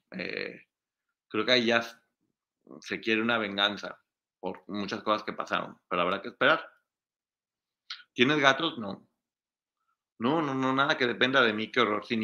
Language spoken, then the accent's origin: Spanish; Aguascalientes, Mexico; born there; also born or lived in Guadalajara, Mexico; Sí, ahí nací, nací en Aguascalientes.